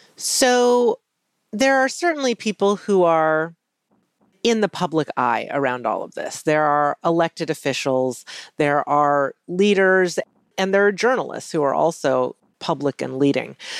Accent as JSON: {"language": "English", "town": "Charlottesville", "region": "Virginia", "country": "United States", "tie": "born or raised there", "said": "growing up in Charlottesville, Virginia"}